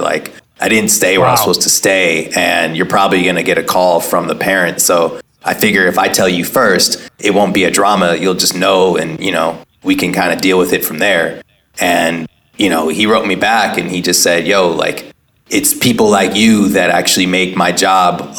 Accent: Oakland, California, United States; I grew up in Oakland, was at a school like Head Royce

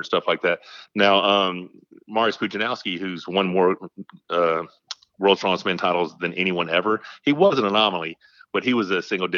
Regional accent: Malvern, Arkansas, United States; also born or lived in Dubai; I was born in the Malvern Hospital. I graduated from Magnet Cove. I went there from kindergarten to 12th grade. And basically been in Arkansas my whole life

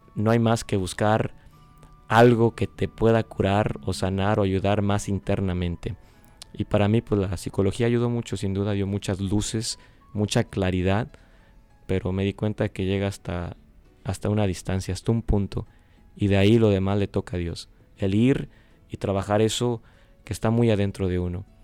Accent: West Palm Beach, Florida, United States; yo vengo del estado de la Florida, West Palm Beach se llama el, en la ciudad

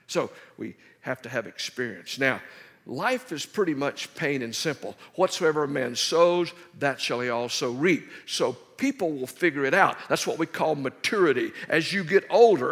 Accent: Dallas, Texas, United States; I'm from Dallas.

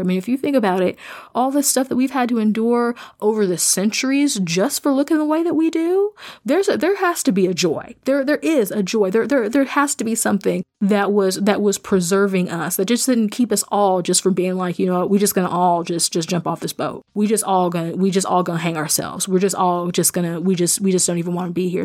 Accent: Midwest, United States; I'm a Midwesterner. I am somebody who grew up in a rural context

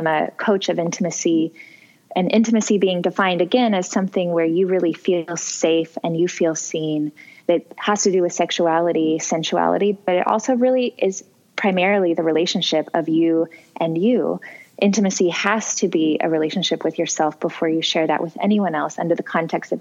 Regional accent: Missouri, United States; my home state of Missouri

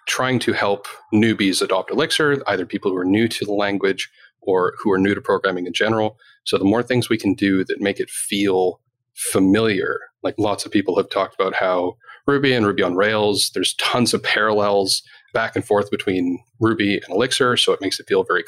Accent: Canada; I'm Canadian

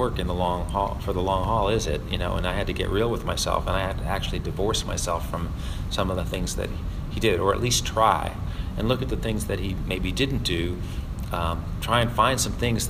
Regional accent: New York City, New York, United States; moved away as an adult; also born or lived in the South; I'm actually a Manhattanite. I grew up in New York City

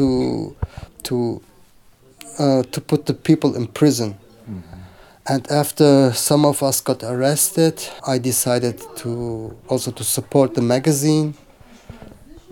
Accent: Germany; I have Turkish background. I grew up in Germany

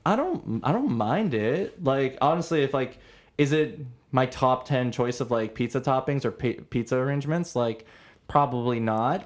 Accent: Toronto, Ontario, Canada

